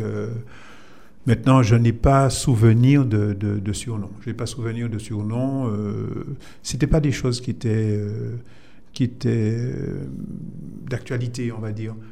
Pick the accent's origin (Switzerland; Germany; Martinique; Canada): Martinique; Fort-de-France; also born or lived in Saint-Esprit, Martinique; Et je suis né à Fort-de-France, dans un quartier euh, que j'aime euh, beaucoup toujours, même si je n'y vais pas souvent, donc euh, au quartier Hermitage, donc à Fort-de-France